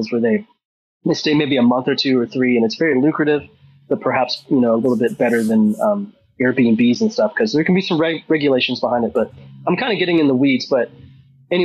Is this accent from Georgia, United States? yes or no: no; Ohio, United States; growing up in Ohio, there was a stigma on wealth